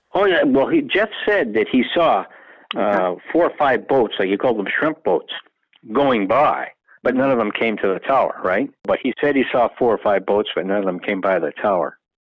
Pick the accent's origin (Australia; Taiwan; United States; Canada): Canada; as being a Canadian